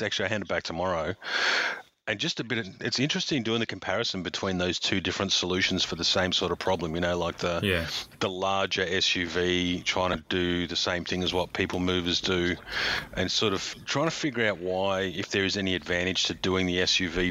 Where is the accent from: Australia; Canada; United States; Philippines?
Australia; Queensland; being a Queenslander, aside from having the best rum in the world and living in the best place on earth